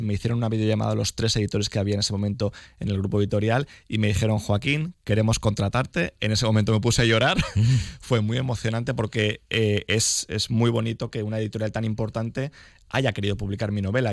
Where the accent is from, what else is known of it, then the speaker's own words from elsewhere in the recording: Nueva, Valencian Community, Spain; also born or lived in Elche; mañana voy a estar en Nueva, que es mi pueblo